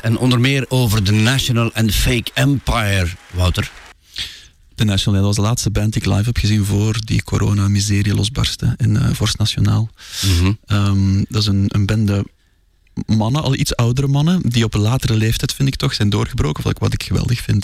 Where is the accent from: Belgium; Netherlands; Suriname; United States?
Belgium; Zoutleeuw, Flanders; moved away as an adult; also born or lived in Brussels; omdat ik geen Brusselaar ben. Eh, ik ben daar gaan studeren. Ik ben afkomstig van Zoutleeuw